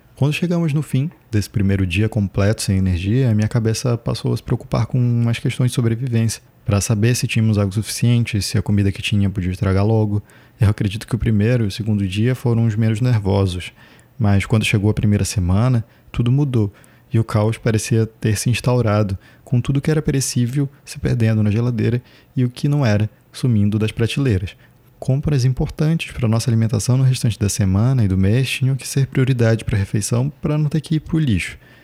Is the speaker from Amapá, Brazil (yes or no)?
yes; Macapá, Amapá, Brazil; onde eu nasci e me criei, daqui da capital do Amapá, a cidade de Macapá